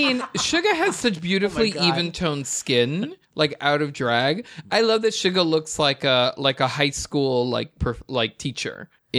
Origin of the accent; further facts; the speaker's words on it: New York, United States; I grew up in New York.